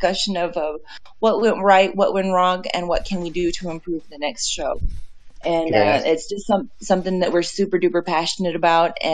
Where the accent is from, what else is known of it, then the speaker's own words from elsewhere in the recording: Houston, Texas, United States; I'm from Houston, Texas